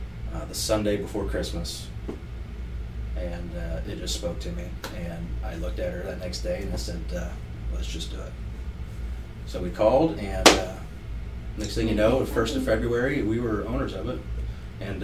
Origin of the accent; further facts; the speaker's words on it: Pendleton, United States; also born or lived in Florida; I grew up in Pendleton. Pendleton's loyal.